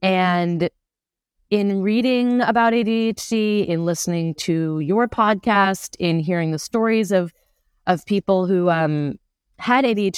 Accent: Providence, Rhode Island, United States; I grew up in Providence, Rhode Island. So not too far.

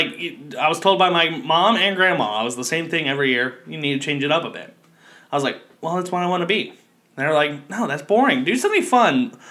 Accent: Kentucky, United States; moved away; I grew up in Kentucky. There's not a lot of diversity where I grew up, and, I mean, I moved to a more diverse area

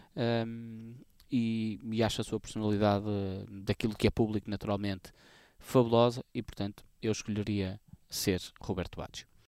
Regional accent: Portugal; a minha terra natal, para a minha turma da escola

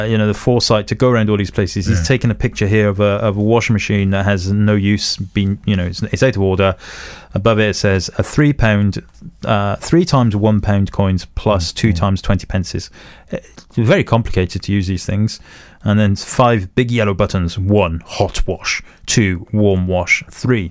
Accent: Newport, Wales, United Kingdom; I grew up in Newport, we used to go to the laundrette

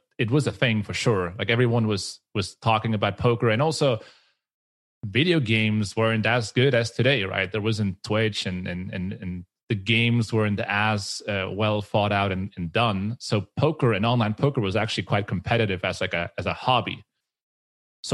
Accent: Switzerland; I am from Switzerland

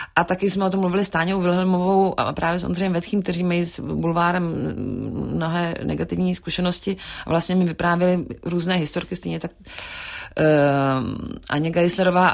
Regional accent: Prague, Czechia; moved away as an adult; also born or lived in Paris, France; jsme z Prahy, z Československa

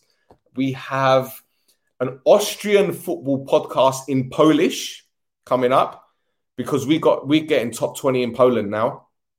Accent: London, United Kingdom; I was born in Edmonton, North London

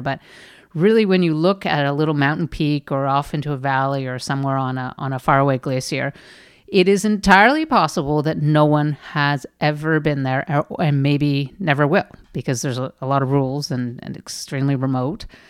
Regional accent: Canada; I'm Canadian

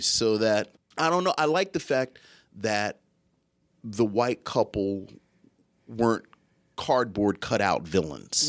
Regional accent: Philadelphia, Pennsylvania, United States; we're from Philadelphia

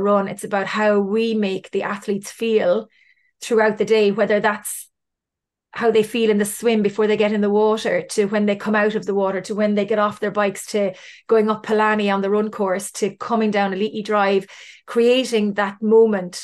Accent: Cork, Munster, Ireland; I'm from Cork

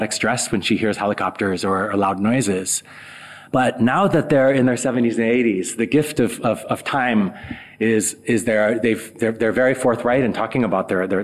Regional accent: South Dakota, United States; moved away; growing up in South Dakota

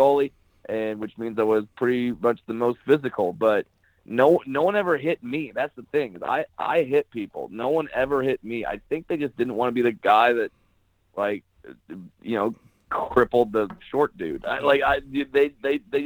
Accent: Orange County, California, United States; I'm originally from Orange County, California.

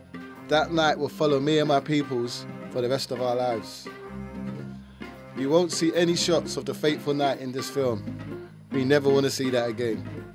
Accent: London, United Kingdom; I was born in Grenfell Tower. It was my home for 25 years.

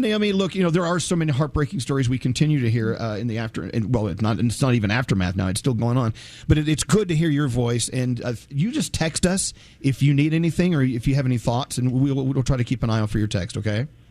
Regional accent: Texas, United States; moved away; I'm originally from Texas. Texas is my, my birth state, and my family's still there

